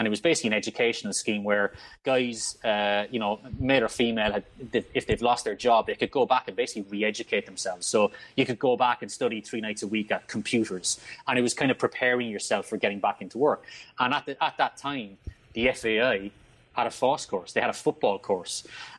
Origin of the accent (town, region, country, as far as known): Ireland